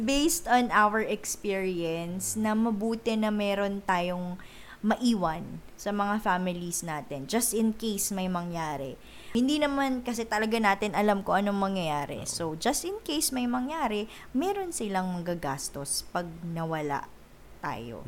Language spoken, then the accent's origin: Tagalog; Ilocano, Ilocos Region, Philippines; So, Ilocano kami, up north. So, na- lumaki ako sa family na naglilista ng expenses